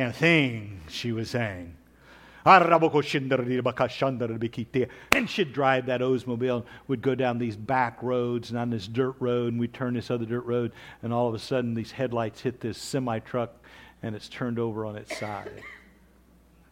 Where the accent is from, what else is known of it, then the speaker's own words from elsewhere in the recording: Kansas, Oklahoma, United States; I grew up in Kansas, Oklahoma